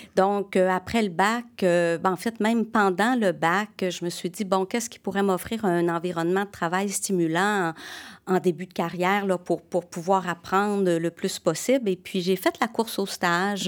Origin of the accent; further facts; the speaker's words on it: Chambly, Quebec, Canada; also born or lived in Sherbrooke, Quebec; je suis née à Sherbrooke